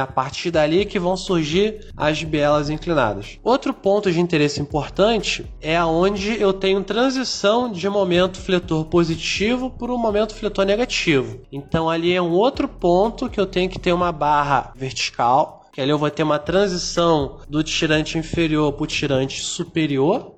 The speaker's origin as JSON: {"language": "Portuguese", "region": "Rio de Janeiro", "country": "Brazil", "tie": "born or raised there", "accent": "carioca", "moved": "as an adult", "lives_now": "Maranhão, Brazil", "said": "eu tenho sotaque diferenciado porque eu sou carioca da gema, então peço desculpa aí pelo chiado excessivo"}